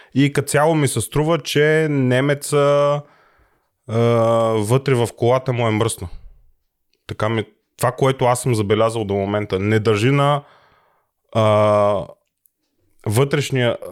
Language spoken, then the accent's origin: Bulgarian; Bulgaria; now in Germany